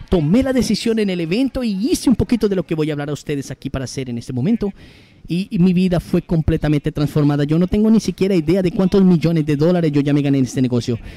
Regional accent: São Paulo, Brazil; 34 años, soy de Sao Paulo

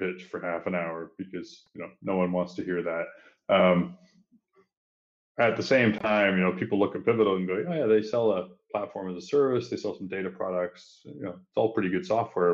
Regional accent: Ontario, Canada; accent: Canadian; now in Singapore; I grew up in a small town about 2 hours east from Toronto, where Justin is. So my accent does have that Canadian tinge to it

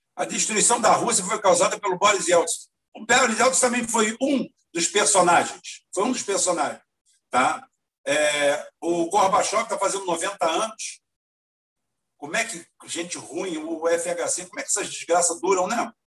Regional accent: Brazil; Eu, como nunca saí do Brasil

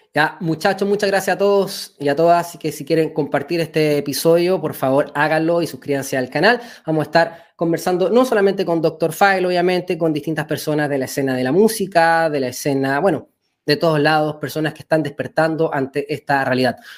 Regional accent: Chile; nosotros estamos en Chile, somos chilenos

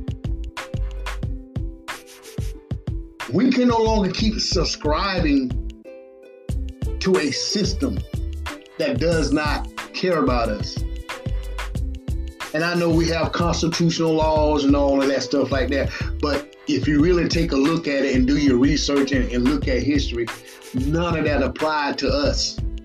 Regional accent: Batesburg-Leesville, South Carolina, United States; right here in my hometown, Batesburg and Leesville

